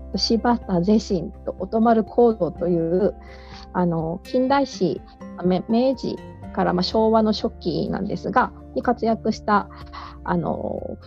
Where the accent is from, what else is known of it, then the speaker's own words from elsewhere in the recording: Kumamoto, Japan; 私の、えー、出身であります、えーと、熊本県